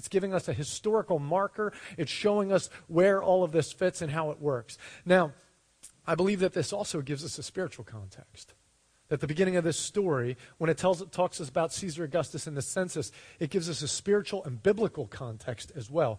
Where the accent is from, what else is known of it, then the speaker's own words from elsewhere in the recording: United States; We're American mutts